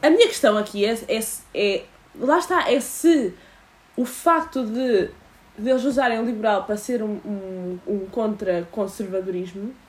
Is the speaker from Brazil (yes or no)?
no; Portugal; enquanto portuguesa